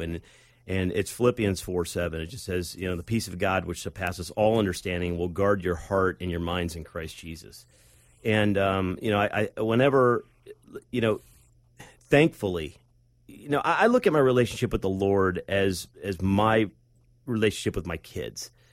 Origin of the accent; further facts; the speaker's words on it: Akron, Cleveland area, Northeast Ohio, United States; I grew up in Northeast Ohio, up in the, uh, Akron, Cleveland area